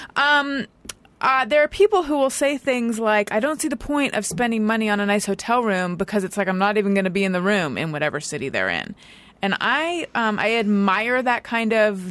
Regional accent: Orange County, California, United States; growing up in Orange County

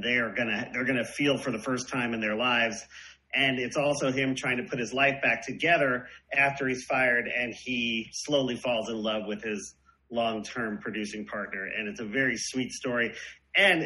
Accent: Long Island, New York, United States; I grew up right in on Long Island, right outside of Queens

